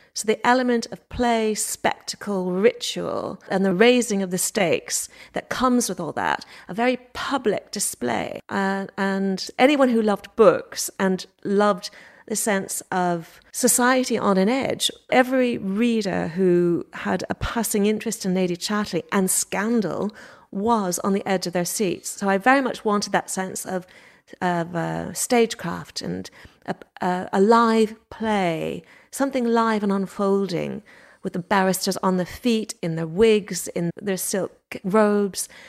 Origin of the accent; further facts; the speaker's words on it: Montreal, Quebec, Canada; moved away as an adult; now in England, United Kingdom; I was born in Montreal